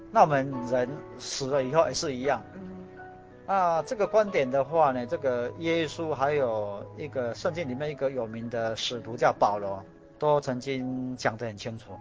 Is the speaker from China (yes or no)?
no; Tainan, Taiwan; 我是台南人